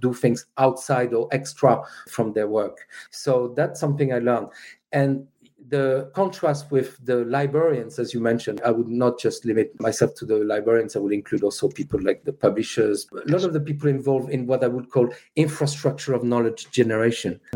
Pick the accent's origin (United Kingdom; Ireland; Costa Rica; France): France; moved away; being French